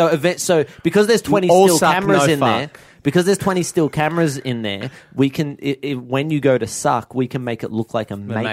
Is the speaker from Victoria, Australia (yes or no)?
yes; Werribee, Victoria, Australia; I'm from Werribee.